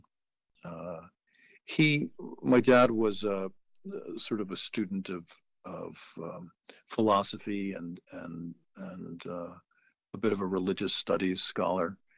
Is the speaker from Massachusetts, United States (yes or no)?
yes; the Berkshires, Western Massachusetts, United States; also born or lived in New York City, New York; I grew up in New York City in the 70s, and then I moved to the Berkshires in Western Massachusetts when I was about 8 or so